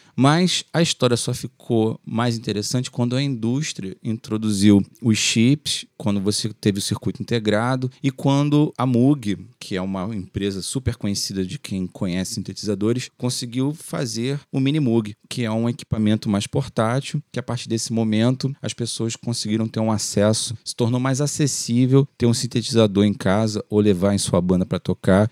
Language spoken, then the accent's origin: Portuguese; Rio de Janeiro, Brazil; do Complexo do Alemão, que por um acaso é o lugar onde eu nasci e fui criado. Só saí de lá para casar